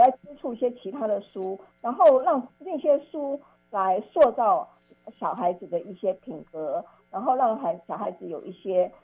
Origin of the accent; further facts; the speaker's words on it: Taipei, Taiwan; 我当时的国中我念的是当时一个明星一中学，就是台北的金华女中